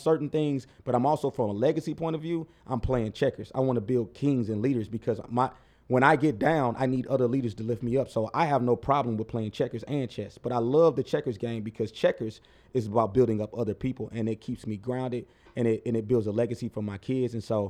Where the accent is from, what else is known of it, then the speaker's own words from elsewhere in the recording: St. Louis, Missouri, United States; I'm like, whoa, we're from St. Louis. You open the door for me? What you want?